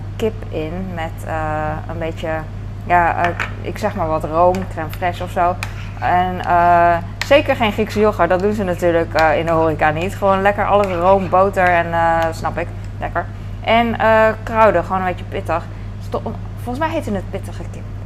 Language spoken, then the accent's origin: Dutch; Netherlands; als Hollander